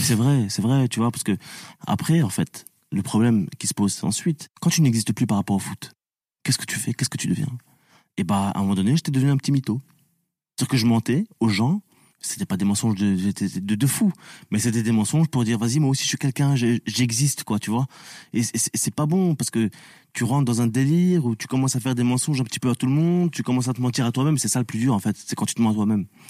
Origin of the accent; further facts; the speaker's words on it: France; also born or lived in Tunisia (ancestry); je suis français et tunisien